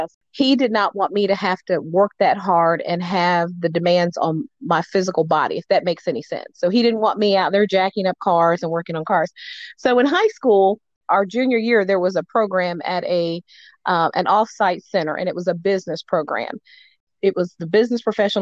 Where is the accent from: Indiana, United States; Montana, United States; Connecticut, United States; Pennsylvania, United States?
Indiana, United States; Muncie; moved away as an adult; now in North Carolina, United States; a person who grew up in Muncie, Indiana